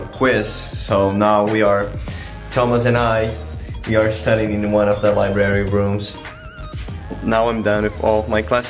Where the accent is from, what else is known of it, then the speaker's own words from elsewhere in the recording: Porto Alegre, Rio Grande do Sul, Brazil; moved away as an adult; now in Lincoln, United States; I'm from Brazil, from Porto Alegre